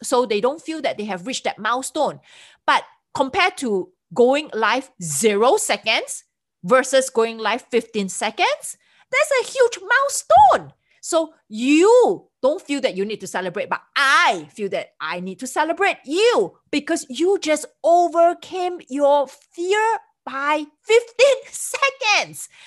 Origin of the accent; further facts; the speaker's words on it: Singapore; moved away as an adult; now in United States; I'm from Singapore